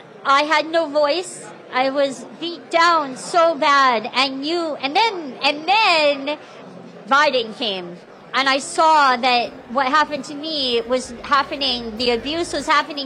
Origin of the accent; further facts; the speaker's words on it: Canada; now in Arizona, United States; I'm Canadian